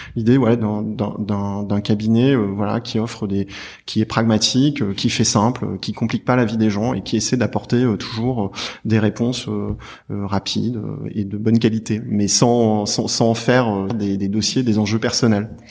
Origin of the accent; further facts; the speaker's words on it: Clermont-Ferrand, Auvergne-Rhône-Alpes, France; moved away as an adult; now in Paris, France; Je suis de Clermont-Ferrand